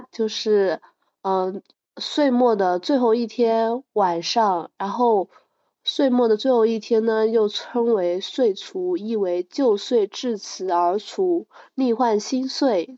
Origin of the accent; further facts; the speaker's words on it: southern China, China; 我们这边南方其实很少说过腊八节的